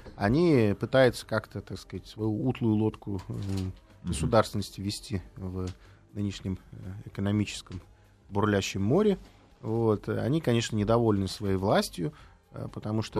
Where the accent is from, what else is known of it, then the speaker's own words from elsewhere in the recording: Riga, Latvia; now in Moscow, Russia; При том, что Рига мой родной город, я родился в Риге